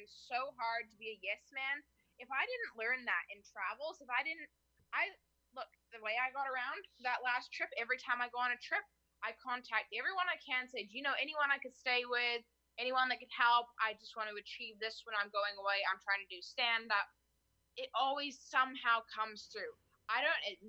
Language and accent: English; Canada; I'm from Canada